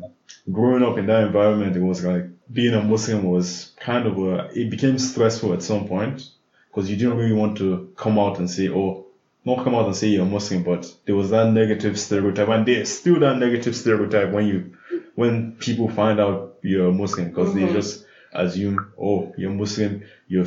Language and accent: English; Abuja, Federal Capital Territory, Nigeria; I grew up in Abuja.